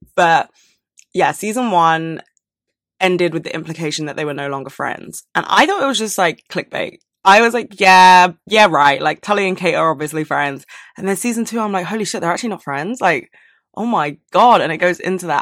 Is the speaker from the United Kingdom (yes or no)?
yes; London, United Kingdom; I was born and raised in London